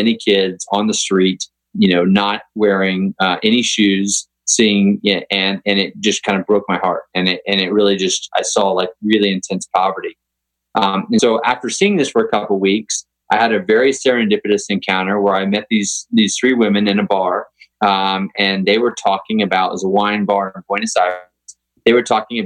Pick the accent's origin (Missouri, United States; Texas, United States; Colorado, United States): Texas, United States; I grew up in Texas riding horses, but had never played polo